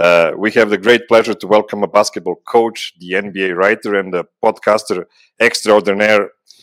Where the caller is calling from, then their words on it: Pančevo, Vojvodina, Serbia; I'm calling from Pančevo near Belgrade in Serbia